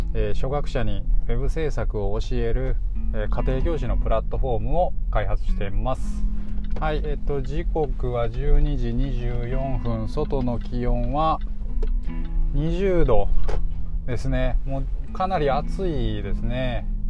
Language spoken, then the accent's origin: Japanese; Sakai, Osaka, Japan; 堺のまあ、地元のね僕の地元の